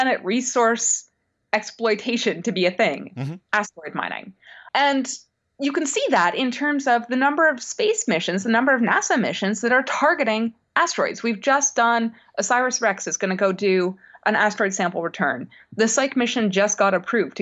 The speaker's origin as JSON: {"language": "English", "country": "Canada", "also_born_or_lived": "United States", "said": "I'm Canadian American"}